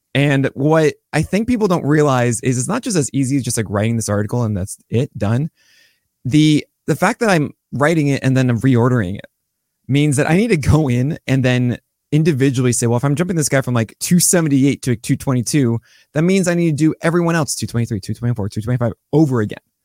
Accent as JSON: {"language": "English", "region": "New York", "country": "United States", "said": "I'm a New Yorker"}